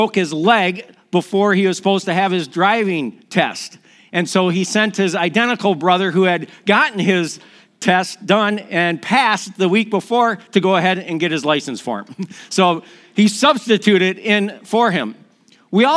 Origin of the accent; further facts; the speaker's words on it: Milwaukee, Wisconsin, United States; moved away; also born or lived in Minnesota; I'm from Milwaukee, Wisconsin